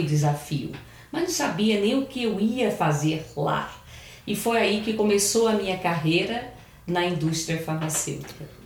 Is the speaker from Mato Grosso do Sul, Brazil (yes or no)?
no; Paraíba, Brazil; moved away as an adult; now in São Paulo, Brazil; eu sou paraibana